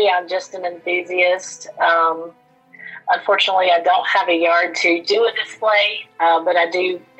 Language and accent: English; Charlotte, North Carolina, United States; I'm from Charlotte, North Carolina.